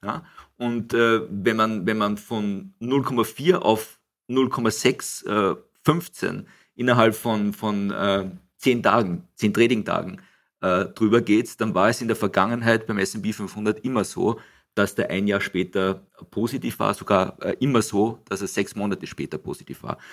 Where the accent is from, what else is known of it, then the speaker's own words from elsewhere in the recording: Gmunden, Upper Austria, Austria; moved away as an adult; also born or lived in Frankfurt; Ich bin hier in Gmunden aufgewachsen